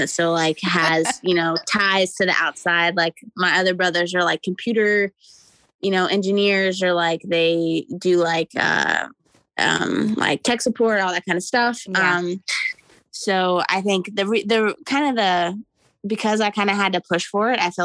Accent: Louisville, Kentucky, United States; also born or lived in Jeffersonville, Indiana; now in near Cleveland, United States; I'm originally from the Indy-Ucky area, like Louisville, Jeffersonville, like that area. Yeah. And my family growing up were like hound hunters

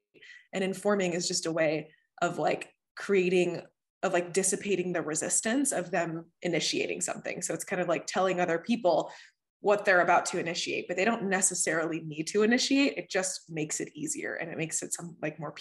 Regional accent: Texas, United States; moved away as an adult; also born or lived in Venezuela; now in Boston, United States; I'm originally from Venezuela and I grew up in Texas and now I live in Boston.

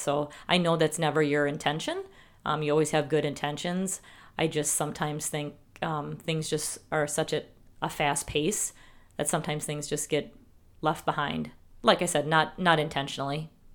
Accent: Wisconsin, United States; accent: Wisconsin; We apparently have a accent in Wisconsin

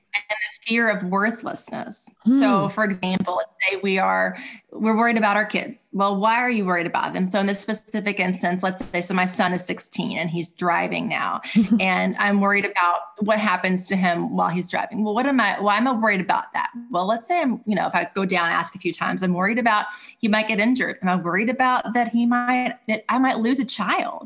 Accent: Louisville, Kentucky, United States; I was born and raised in Louisville

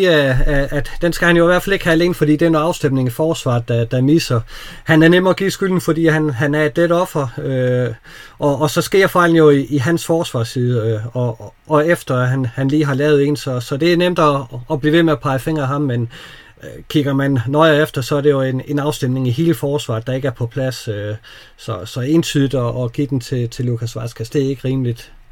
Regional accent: Denmark; vi er danskere

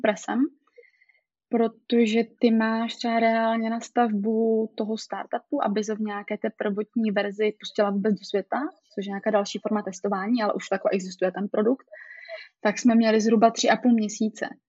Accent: Ostrava, Moravian-Silesian Region, Czechia; jsem z Ostravy, takže jsme tady takový přímý

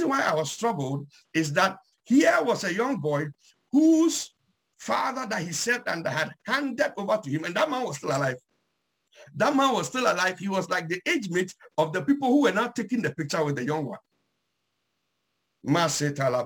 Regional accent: Ghana; I'm from Ghana, so I'll use a Ghanaian heritage

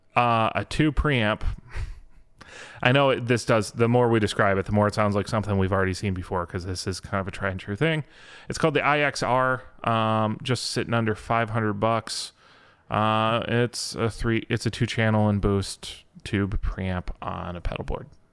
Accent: Michigan, United States; I'm from Michigan

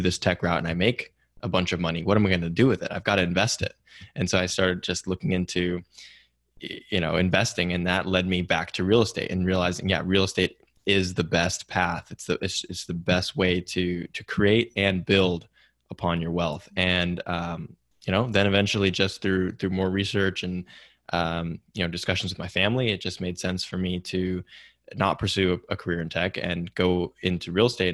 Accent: Silicon Valley, California, United States; growing up in Silicon Valley

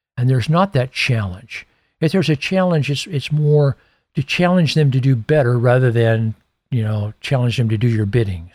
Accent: Iowa, United States; my hometown in Iowa

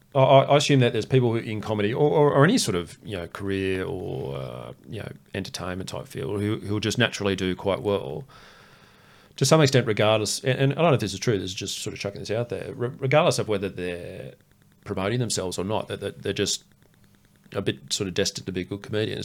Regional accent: Queensland, Australia; I grew up in Queensland

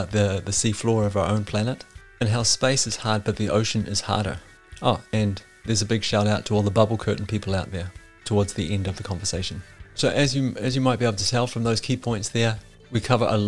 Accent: New Zealand; growing up in New Zealand

